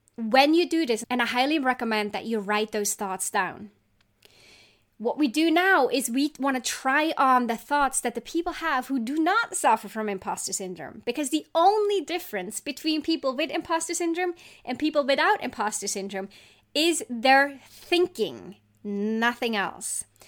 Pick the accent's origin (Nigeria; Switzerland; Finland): Switzerland; I grew up in Switzerland